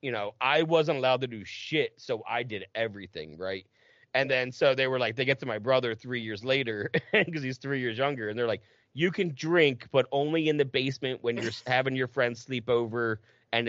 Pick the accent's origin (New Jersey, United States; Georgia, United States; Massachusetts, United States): New Jersey, United States; I'm from Jersey